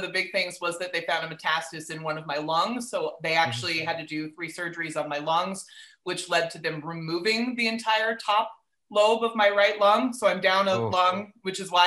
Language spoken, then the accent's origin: English; Riverside, California, United States; now in Los Angeles, United States; I grew up in Riverside